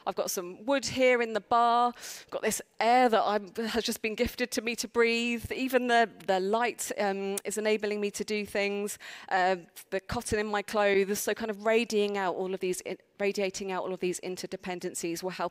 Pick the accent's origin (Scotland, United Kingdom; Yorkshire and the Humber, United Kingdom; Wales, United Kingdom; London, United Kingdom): London, United Kingdom; accent: South London; my South London accent